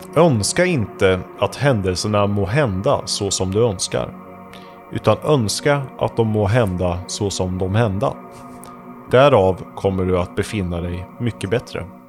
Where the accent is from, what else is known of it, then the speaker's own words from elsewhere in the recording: near Vadstena, Östergötland, Sweden; i Vadstena. Mm. I närheten av där jag kommer ifrån